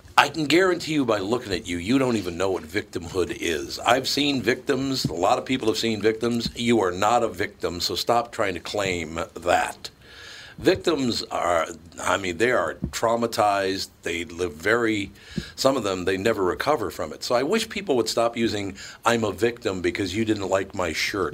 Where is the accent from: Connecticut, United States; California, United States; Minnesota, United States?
Minnesota, United States; Minneapolis; moved away; I was born and raised in Minnesota